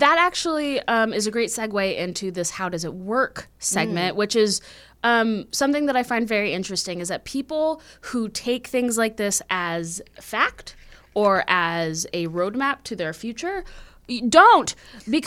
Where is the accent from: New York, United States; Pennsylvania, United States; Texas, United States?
Texas, United States; I'm from Texas